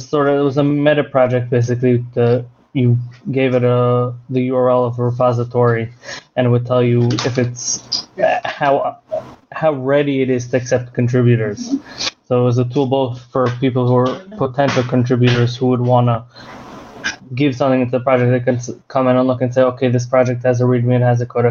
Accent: United States; now in Israel; I'm American born. I live in Israel now

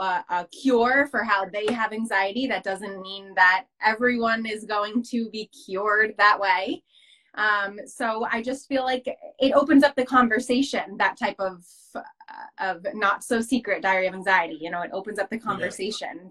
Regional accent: New Jersey, United States; I'm from America. Specifically, I'm from New Jersey, um, right outside New York City, about 20 minutes outside New York City

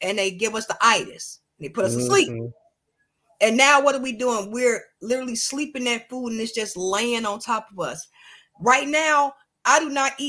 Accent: United States; I'm proud to be an American because I was born in America. I'm American

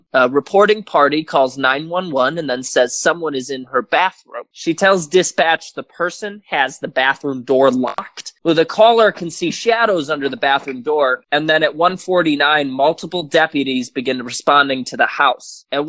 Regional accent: United Kingdom; accent: British; and my accent is fading in and out

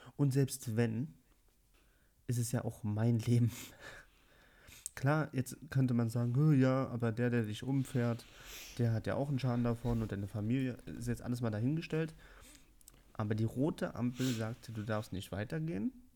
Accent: Berlin, Germany; Ich bin aber in Berlin geboren und aufgewachsen

